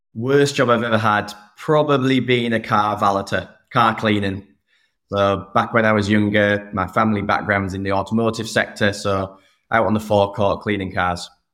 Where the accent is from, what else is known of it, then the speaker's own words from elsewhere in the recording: Saltburn, North East England, United Kingdom; moved away as an adult; also born or lived in United States; I grew up in the northeast of England, a small town called Saltburn